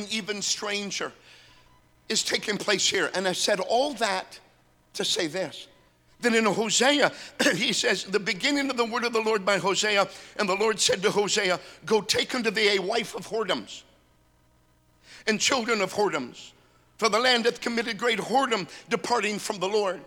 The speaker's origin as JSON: {"language": "English", "region": "North Dakota", "country": "United States", "said": "I'm from North Dakota."}